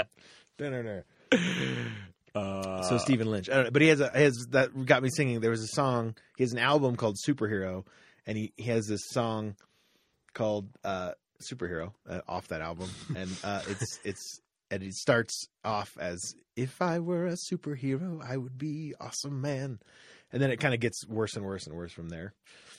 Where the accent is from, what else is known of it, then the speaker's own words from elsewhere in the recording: London, United Kingdom; accent: Cockney; There's a little bit of the Cockney accent in there. My Cockney accent.